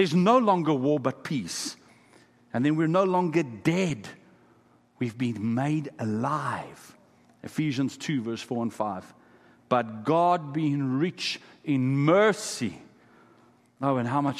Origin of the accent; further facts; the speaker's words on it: Kimberley, Northern Cape, South Africa; first language Afrikaans; English is a second language; I come from a place called Kimberley in South Africa. It's famous for diamond mines, De Beers diamond mines. Many of the diamonds in the crown jewels come from my hometown.